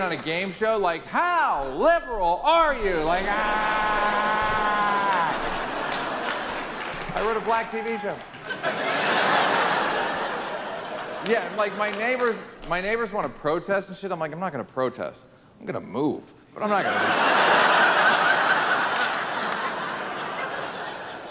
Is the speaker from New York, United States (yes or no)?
yes; New York, United States; also born or lived in Venice, Los Angeles, California; now in Los Angeles, United States; I'm from New York